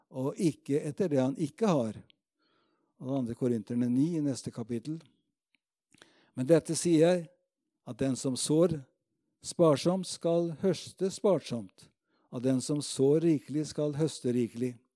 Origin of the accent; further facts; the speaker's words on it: Råde, Østfold, Norway; also born or lived in Moss; hjemme på bedhuset Betel i Rådhus, hvor jeg vokste opp